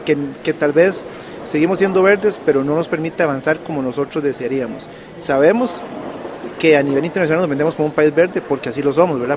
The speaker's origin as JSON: {"language": "Spanish", "country": "Costa Rica", "said": "las iniciativas que tenemos como país son, son buenas"}